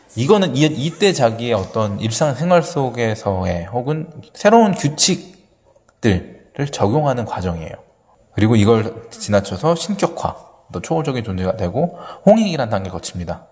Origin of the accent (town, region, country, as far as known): South Korea